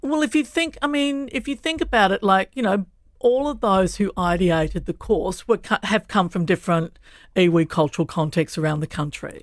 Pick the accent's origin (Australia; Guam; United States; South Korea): Australia; moved away as an adult; also born or lived in Kuku, Horowhenua, New Zealand; now in Island Bay, Wellington, New Zealand; I wasn't Indigenous to Australia, even though we grew up in a rural environment where I knew we were on Pangarang country